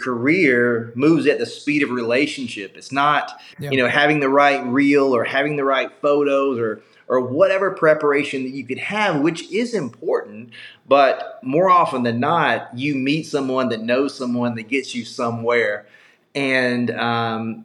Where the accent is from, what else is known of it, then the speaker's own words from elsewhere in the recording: South Carolina, United States; moved away; I grew up in South Carolina.